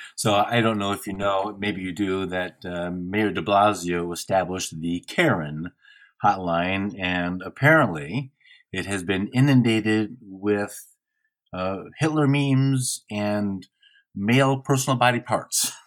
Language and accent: English; Midwest, United States; I am from the Midwest